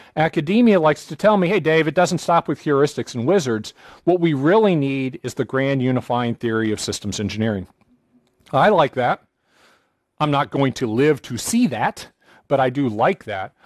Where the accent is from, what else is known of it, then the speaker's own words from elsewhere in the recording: United States; I'm an American